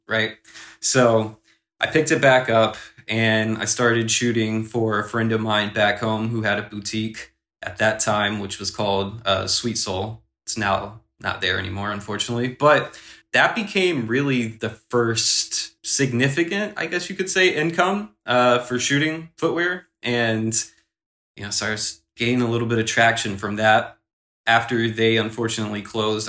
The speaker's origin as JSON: {"language": "English", "region": "South Carolina", "country": "United States", "tie": "born or raised there", "moved": "as an adult", "lives_now": "New York, United States", "said": "growing up in South Carolina, the pace is way slower"}